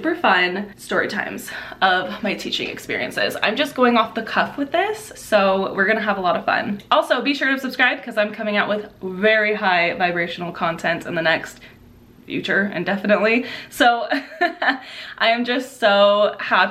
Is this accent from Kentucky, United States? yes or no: no; Southern California, United States; the location I was in Southern California, in my hometown